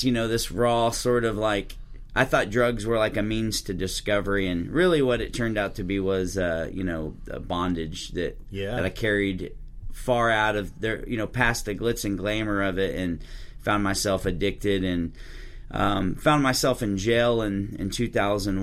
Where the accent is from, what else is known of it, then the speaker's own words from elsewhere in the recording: Waxahachie, Texas, United States; also born or lived in Winslow, Arizona; I'm from Waxahachie, which is a little 30 minutes south of Dallas, and grew up there